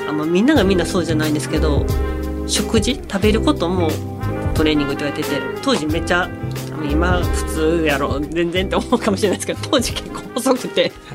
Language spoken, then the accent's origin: Japanese; Kansai, Japan; あと関西人なんで